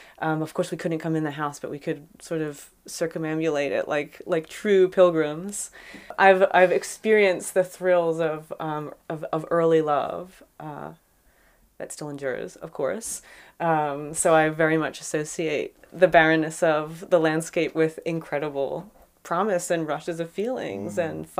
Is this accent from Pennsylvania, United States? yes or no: yes; Philadelphia, Pennsylvania, United States; moved away; I'm from Philadelphia originally